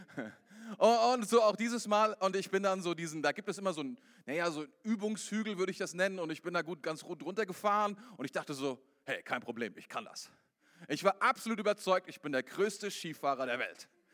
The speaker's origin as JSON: {"language": "German", "country": "Germany", "said": "bei uns in Deutschland"}